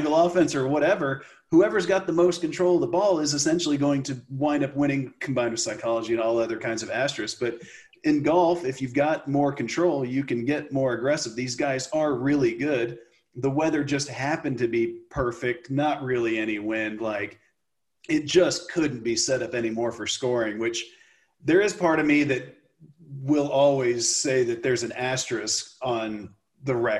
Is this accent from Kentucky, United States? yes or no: no; Texas, United States; growing up in Texas